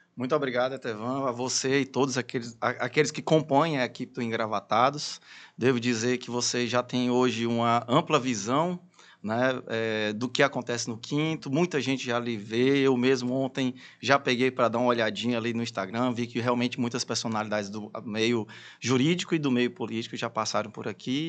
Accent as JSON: {"language": "Portuguese", "town": "Teresina", "region": "Piauí", "country": "Brazil", "tie": "born or raised there", "also_born_or_lived": "Fortaleza", "said": "sou teresinense, estudei minha vida praticamente toda aqui em Teresina"}